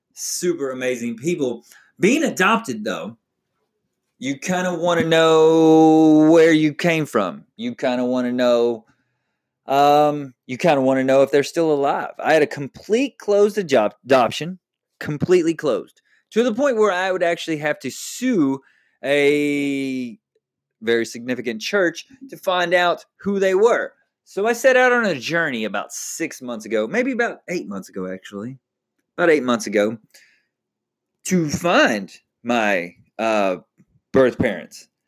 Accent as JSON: {"language": "English", "region": "Texas", "country": "United States", "moved": "yes", "lives_now": "Oklahoma, United States", "said": "I am from Texas"}